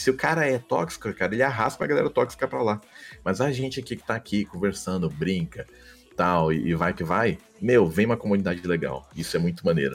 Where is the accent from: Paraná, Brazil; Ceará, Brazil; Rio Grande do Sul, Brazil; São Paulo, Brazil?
São Paulo, Brazil; São José dos Campos; born or raised there; accent: interior paulista; moved away as an adult; also born or lived in Belém, Pará; now in Rio de Janeiro, Brazil